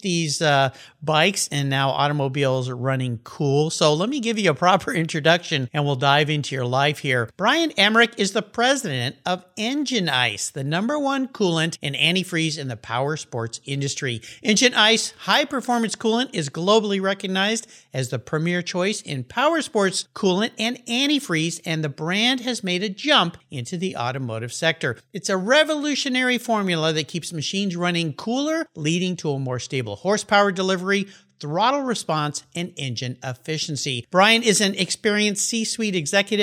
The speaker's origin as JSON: {"language": "English", "region": "Southern California", "country": "United States", "tie": "born or raised there", "said": "I grew up in Southern California in a house with a garage"}